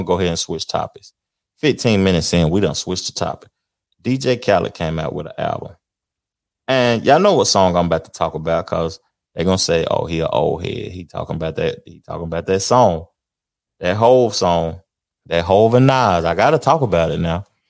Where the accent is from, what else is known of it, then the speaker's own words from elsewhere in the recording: the South, United States; I'm from the South, and I say words and I simplify words, and hang things over